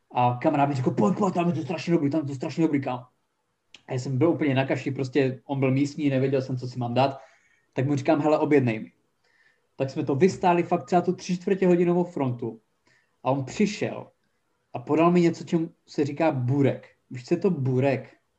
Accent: Haná, Czechia; moved away as an adult; also born or lived in Brno; jsem odjel z Hany po osnácti letech

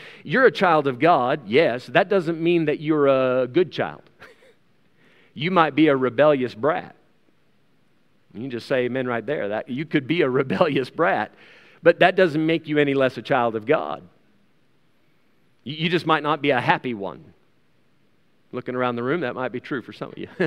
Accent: South Africa; As a South African citizen, this comes with certain rights and privileges that are not afforded, uh, afforded to outsiders and to foreigners.

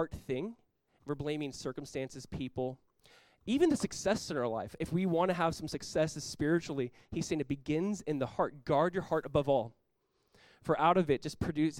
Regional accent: Southern California, United States; when I was like 18 years old, growing up in Southern California, I was a part of Calvary Chapel Costa Mesa.

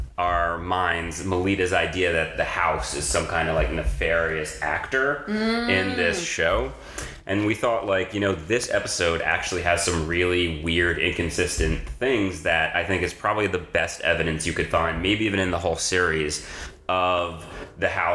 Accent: New Jersey, United States; I'm from Jersey

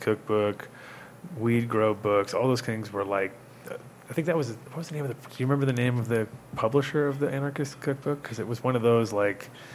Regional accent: New York, United States; also born or lived in Rhode Island; as a New Yorker

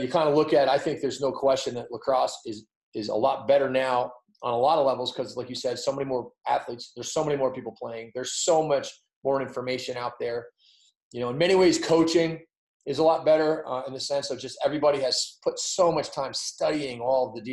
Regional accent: Providence, Rhode Island, United States; I grew up in Providence, Rhode Island

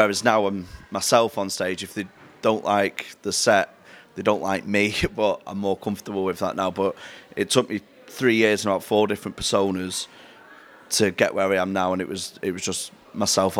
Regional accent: Manchester, North West England, United Kingdom; I'm from Manchester, tell from the accent

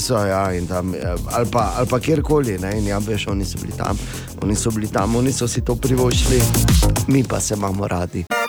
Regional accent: Slovenia; smo Slovenci

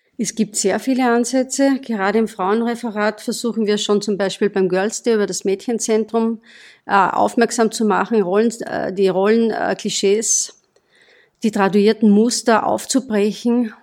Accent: Austria; Bei uns in Österreich

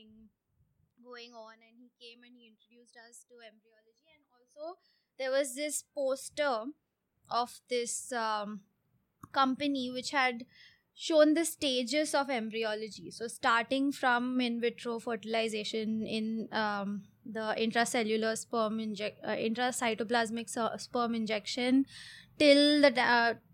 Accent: Mumbai, Maharashtra, India; moved away as an adult; also born or lived in Coorg; now in Hyderabad, India; I was born in Coorg. And I was raised in Bombay. And I moved to Hyderabad 3.5 years ago

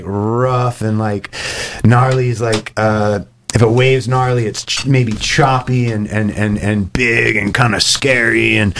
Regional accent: South Houston, Texas, United States; moved away as an adult; also born or lived in Austin, Texas; now in St. Augustine, United States; I grew up in South Houston

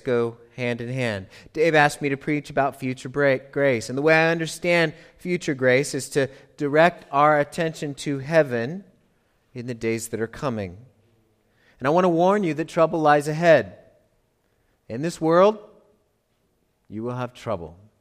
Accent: United States; I'm American

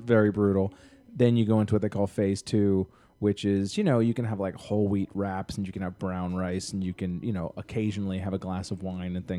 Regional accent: Boston, Massachusetts, United States; I grew up in Boston, every single extended family

